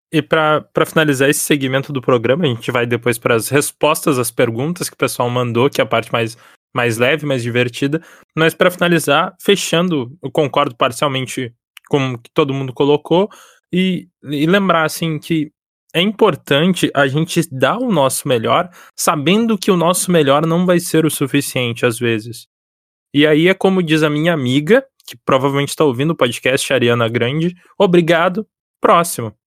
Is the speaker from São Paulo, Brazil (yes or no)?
no; Porto Alegre, Rio Grande do Sul, Brazil; Eu e o … somos do Rio Grande do Sul, eu sou da capital